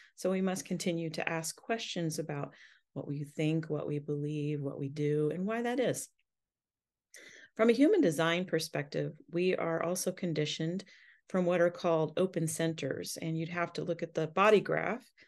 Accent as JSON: {"language": "English", "country": "United States", "said": "as an American"}